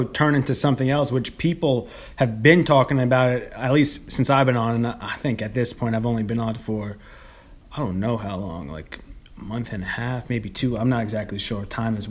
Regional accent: Long Island, New York, United States; now in Brooklyn, United States; I'm originally from Long yeah. Island, though.

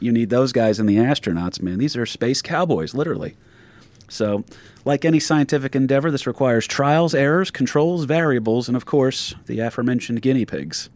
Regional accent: New Jersey, United States; also born or lived in Jacksonville, Florida; my home state of New Jersey

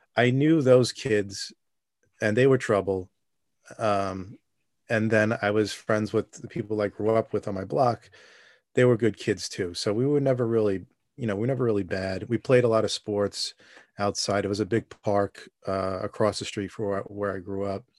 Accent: New York City, New York, United States; also born or lived in Brooklyn, New York; I grew up in Staten Island, and I'm s, still there

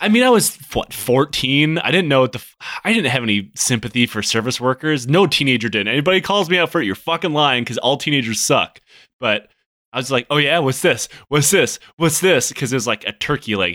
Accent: Michigan, United States; growing up in Michigan, Chicago isn't very far away

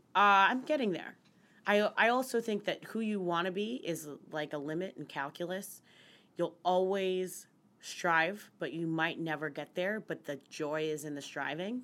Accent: United States; moved away as an adult; also born or lived in West Virginia / Pennsylvania / New York City; now in New York, United States; I grew up in West Virginia, in central Pennsylvania

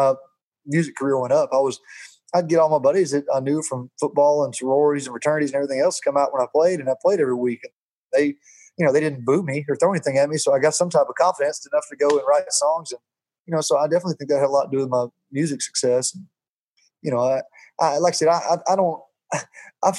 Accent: Jacksonville, Alabama, United States; I played football at Jacksonville State University, which is in my hometown

